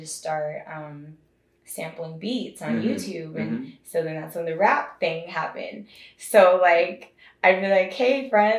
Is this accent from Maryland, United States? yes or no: no; Seattle, Washington, United States; I was actually... Seattle, I guess, is the closest.